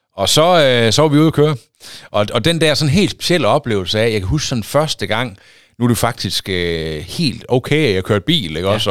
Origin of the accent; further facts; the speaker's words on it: Aulum, Central Denmark Region, Denmark; moved away as an adult; also born or lived in Tarm / Thisted / Aarhus; now in Holstebro, Denmark; Jeg er opvokset i Aulum.